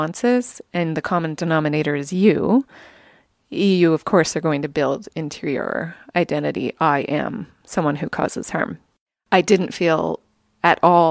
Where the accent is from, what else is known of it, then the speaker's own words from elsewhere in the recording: Canada; we are French and English